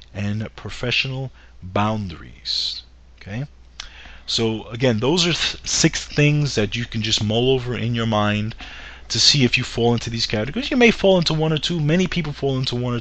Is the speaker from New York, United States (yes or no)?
yes; New York, United States; as a New Yorker